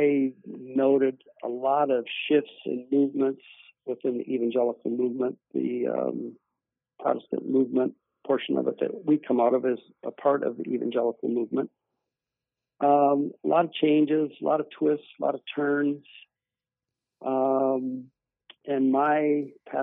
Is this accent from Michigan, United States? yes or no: yes; Michigan, United States; moved away; I'm originally from Michigan.